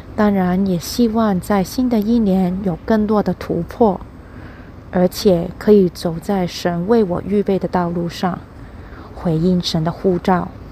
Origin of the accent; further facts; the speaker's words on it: Hong Kong; also born or lived in South Korea; 我曾经在韩国留学，现在已经回到香港了